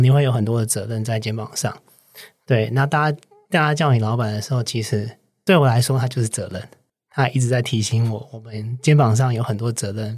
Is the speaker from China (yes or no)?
no; Taiwan; accent: Taiwanese Mandarin; moved away as an adult; also born or lived in United States; 我毕竟还是一个土生土长的台湾人